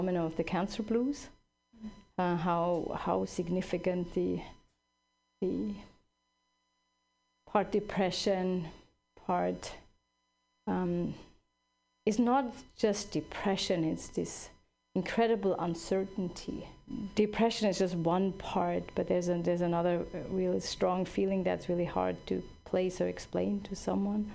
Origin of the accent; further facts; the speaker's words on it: Switzerland; now in California, United States; I grew up in Switzerland